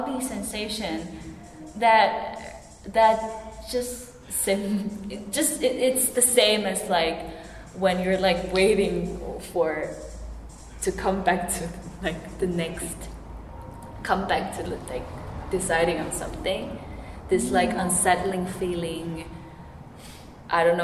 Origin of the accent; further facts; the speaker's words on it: Taiwan; now in Finland; I'm from Taiwan